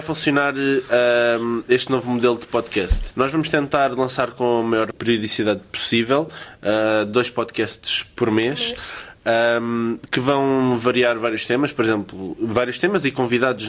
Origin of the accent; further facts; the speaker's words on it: Loures, Lisbon, Portugal; sou de Louros